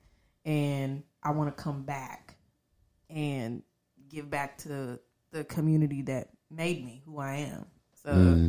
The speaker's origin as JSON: {"language": "English", "town": "Dayton", "region": "Ohio", "country": "United States", "tie": "born or raised there", "also_born_or_lived": "Oklahoma", "said": "Because I feel like I'm a little bit from everywhere, but I was raised in Dayton. I was born in Oklahoma, because my parents were in the military. And we made our way to Dayton, and so now we're here, and I've been here since I was about 5 years old."}